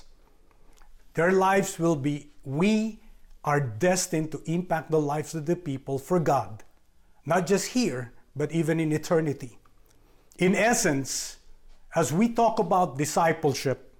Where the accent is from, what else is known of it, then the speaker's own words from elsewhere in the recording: Philippines; moved away as an adult; I'm from the Philippines. I was born there and grew up there.